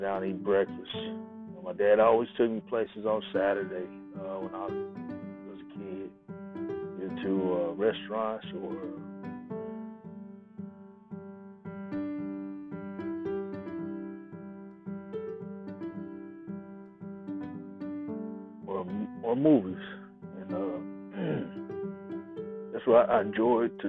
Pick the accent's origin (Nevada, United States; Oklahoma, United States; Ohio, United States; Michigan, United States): Oklahoma, United States; Tulsa; moved away; Growing up in Tulsa, Oklahoma, was a little different